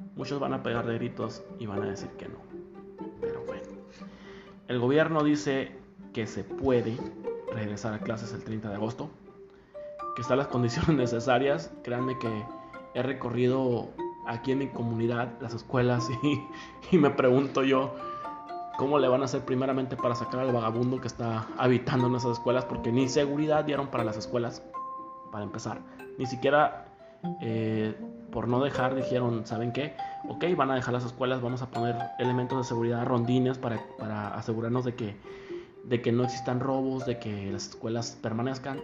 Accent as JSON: {"language": "Spanish", "country": "Mexico", "said": "soy mexicano"}